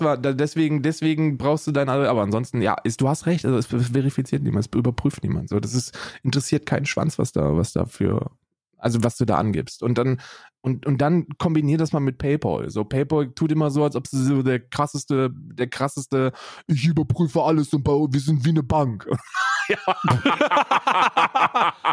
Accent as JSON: {"language": "German", "country": "Germany", "said": "an die Bundesrepublik Deutschland, meinem, meinem Heimatland"}